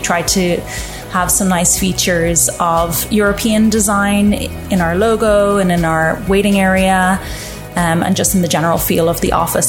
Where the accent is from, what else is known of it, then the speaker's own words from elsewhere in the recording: Ireland; moved away as an adult; now in Toronto, Canada; I grew up in Ireland